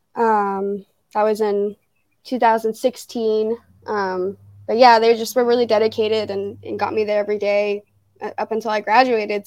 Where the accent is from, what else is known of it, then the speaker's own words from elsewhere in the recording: Fairborn, Ohio, United States; also born or lived in Dayton, Ohio; I grew up in Fairborn.